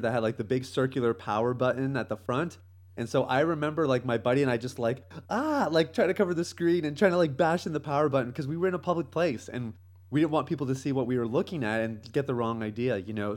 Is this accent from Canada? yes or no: yes; Canada; moved away as an adult; now in Jamaica; I grew up in Canada. Uh, that's kind of home for me.